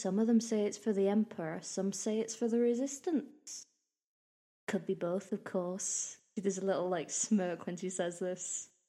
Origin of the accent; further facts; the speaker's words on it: United Kingdom; We're British